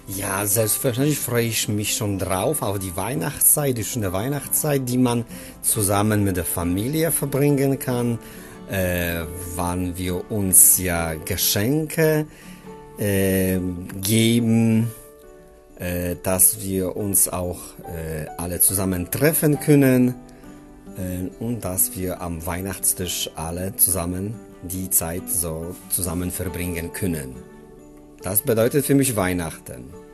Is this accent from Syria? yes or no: no; Lebanon; German is a second language; now in Germany; Ich bin aus dem Libanon